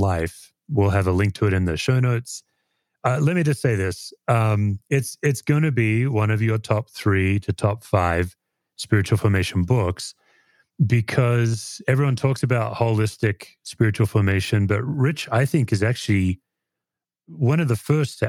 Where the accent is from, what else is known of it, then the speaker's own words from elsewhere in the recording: Australia; now in United States; as an Aussie. My impression as an immigrant